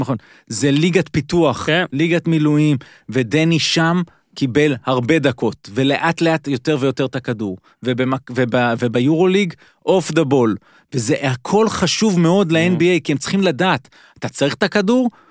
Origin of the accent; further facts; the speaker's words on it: Israel; אנחנו ישראלים